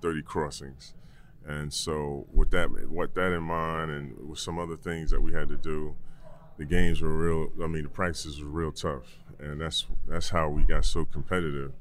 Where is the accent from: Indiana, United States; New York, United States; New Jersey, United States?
New York, United States; I'm a New Yorker